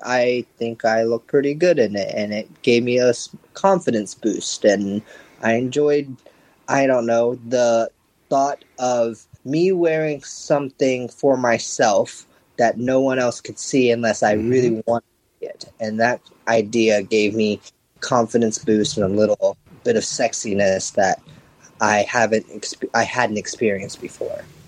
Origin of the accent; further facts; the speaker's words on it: Japan; moved away as an adult; also born or lived in United States; I was born and raised here in Japan and moved to the US for a little bit and finished my college and everything there. I moved back to Japan about five years ago